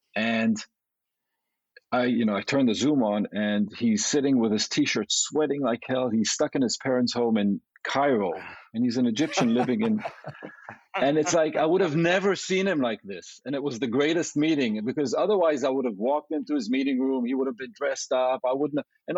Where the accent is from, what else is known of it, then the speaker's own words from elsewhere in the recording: Japan; born there; also born or lived in Israel / London; I was born in Asia, in Japan, and then I traveled to Israel and then to London.